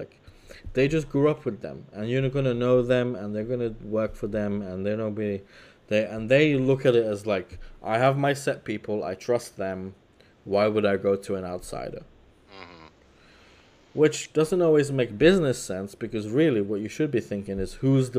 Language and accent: English; Leeds, Yorkshire and the Humber, United Kingdom; oh, yeah, I'm from Leeds. Like, oh, yeah, Leeds. They know the football team.